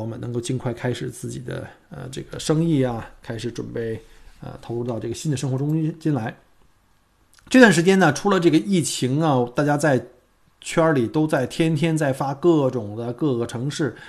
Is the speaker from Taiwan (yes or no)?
no; China; now in Australia; 对于我们这些从中国移民到澳洲的，尤其是在澳洲生活过几年的这些移民来说